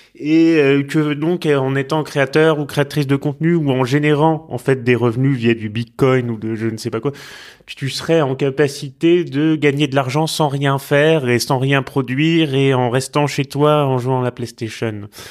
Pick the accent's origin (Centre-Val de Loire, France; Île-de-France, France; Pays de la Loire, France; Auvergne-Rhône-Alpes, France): Centre-Val de Loire, France; Tours; moved away; also born or lived in Rouen; c'est la ville de mon enfance où je suis à laquelle je suis vraiment profondément attaché depuis toujours. Faut savoir que moi, quand je quittais Rouen, quand j'étais petit pour retourner à Tours où j'habitais